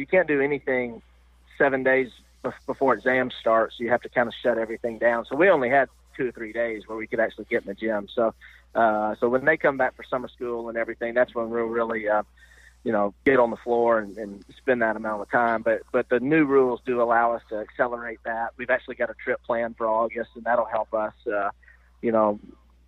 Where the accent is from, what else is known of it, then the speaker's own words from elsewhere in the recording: Nashville, Tennessee, United States; I'm from Nashville